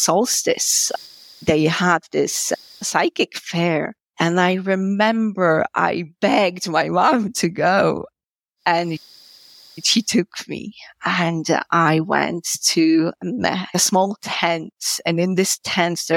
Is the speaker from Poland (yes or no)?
yes; Poland; first language Polish; English is a second language; moved away as an adult; also born or lived in Georgia; now in Ireland